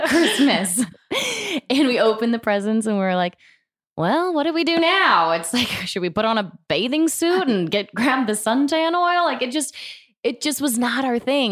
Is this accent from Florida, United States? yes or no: yes; Florida, United States; now in Los Angeles, United States; I grew up in Florida